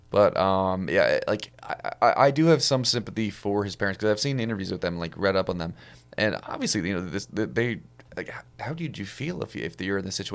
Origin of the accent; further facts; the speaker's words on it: Wisconsin, United States; accent: Wisconsin; if you thought the, the Canada accent was annoying, wait until you hear my Wisconsin accent.